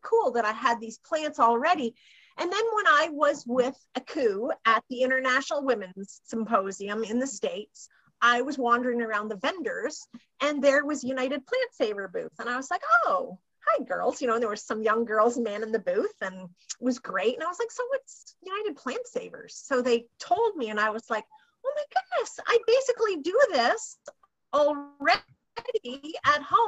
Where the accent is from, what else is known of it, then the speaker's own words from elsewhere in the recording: Ontario, Canada; I'm from Ontario